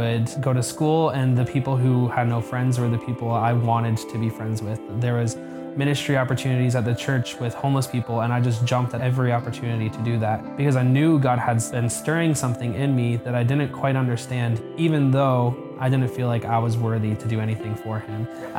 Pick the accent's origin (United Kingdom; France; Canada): Canada; Moncton, New Brunswick; I grew up here in Moncton Wesleyan Church, on and off.